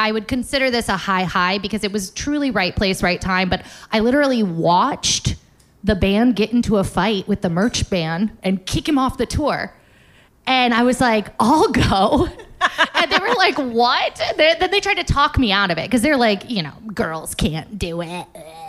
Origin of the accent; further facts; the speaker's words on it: Florida, United States; moved away as an adult; the most important thing about growing up in South Florida that it taught me is to leave. It said, there are no creative jobs here. You have to get out. And I did.